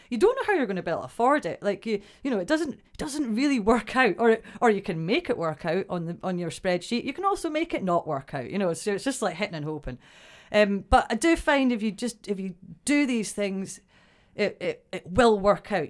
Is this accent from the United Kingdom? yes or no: yes; Broughty Ferry, Scotland, United Kingdom; also born or lived in Dundee; I was born and brought up in Brotty Ferry